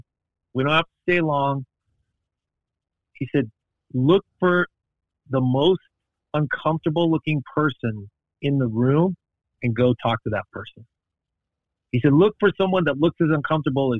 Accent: Los Angeles, California, United States; I grew up in Hollywood

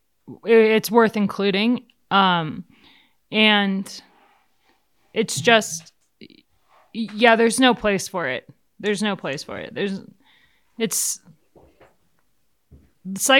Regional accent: United States; as an American in the European peloton

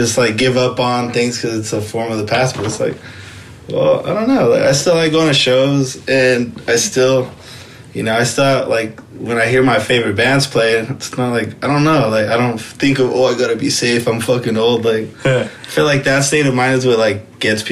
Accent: Rialto, California, United States; moved away as an adult; also born or lived in San Bernardino; I was born and raised in Rialto

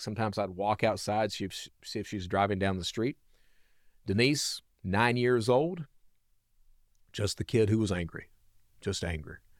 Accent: Hazard, Kentucky, United States; now in Birmingham, United States; I'm a Southern boy, so I'm from, uh, Hazard, Kentucky, right in the heart of coal country

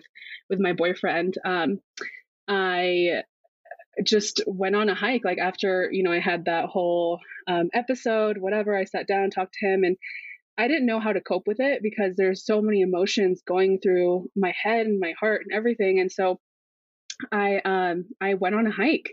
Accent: Big Bear Lake, California, United States; So I am from Big Bear Lake, California. I have been here my whole life.

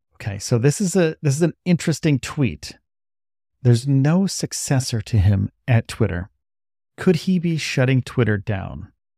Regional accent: New York, United States; moved away as an adult; now in Brownsville, Texas, United States; I'm from New York

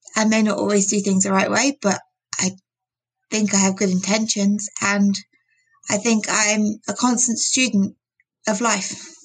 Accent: United Kingdom; I'm British

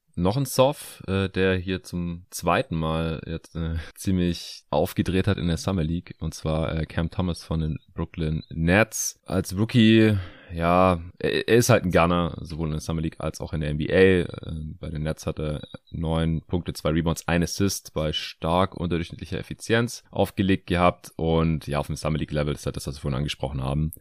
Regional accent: Stuttgart, Baden-Württemberg, Germany; moved away; in meine alte Heimat nach Stuttgart

